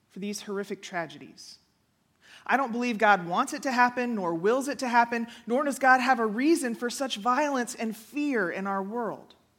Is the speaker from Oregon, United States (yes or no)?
no; Houston, Texas, United States; moved away; I grew up in Houston